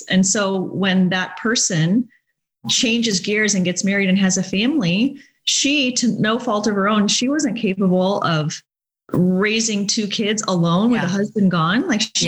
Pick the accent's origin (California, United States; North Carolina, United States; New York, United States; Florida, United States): California, United States; Laguna Niguel; as a child growing up in Laguna Beach or in Laguna Niguel in South Orange County